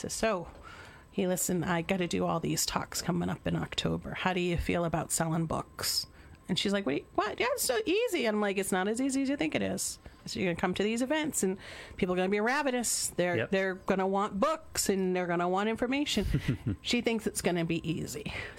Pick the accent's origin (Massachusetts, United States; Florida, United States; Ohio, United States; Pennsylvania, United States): Massachusetts, United States; Western; even though I grew up in Western Massachusetts.